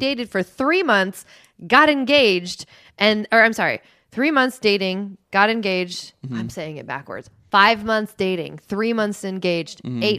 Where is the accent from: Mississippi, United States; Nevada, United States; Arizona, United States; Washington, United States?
Washington, United States; Seattle; I am from Seattle, like Pacific Northwest. My dad works downtown. That is something I have known my entire life.